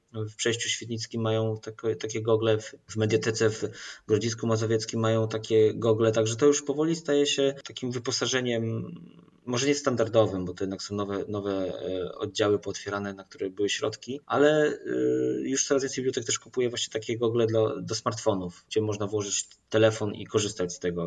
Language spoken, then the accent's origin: Polish; Poland; Ja jestem z małego miasteczka, moi rodzice są ze wsi